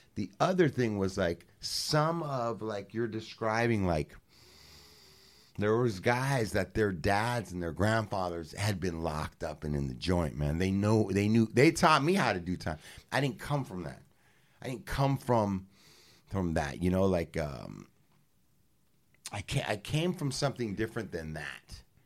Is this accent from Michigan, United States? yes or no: no; Los Angeles, California, United States; me being from the west side